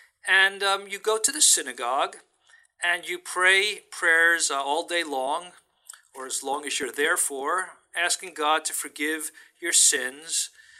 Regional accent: New York City, New York, United States; moved away as an adult; also born or lived in Bronx, New York; now in San Francisco, United States; That's where I grew up. I was born in the Bronx in New York, but grew up as a child in Brooklyn. Absolutely. And when I go back there, you can still tell from my accent, which gets stronger once I'm back in New York.

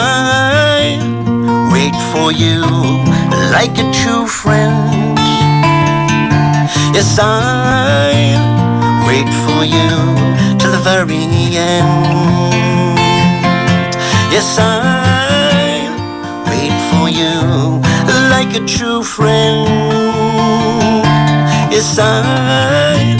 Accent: Galway, Connacht, Ireland; I grew up in Renmore Park. I was born in Merview, actually, number one Connolly Avenue.

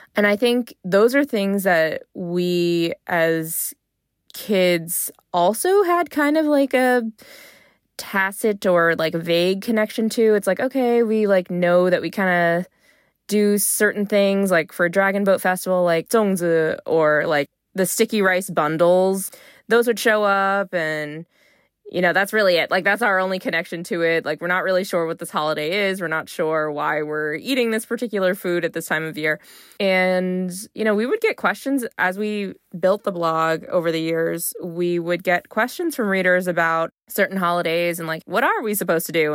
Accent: United States; if you're here in the U S at home, I might kinda think, "I'm Chinese American." If I'm abroad, it's, like, okay, I'm American

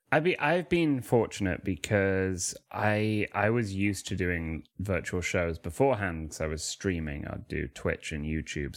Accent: Manchester, North West England, United Kingdom; I'm from Manchester

